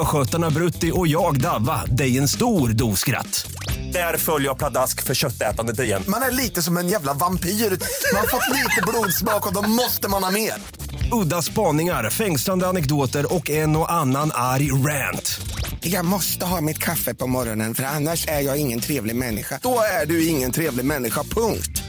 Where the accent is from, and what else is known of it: Stockholm, Stockholm County, Sweden; born or raised there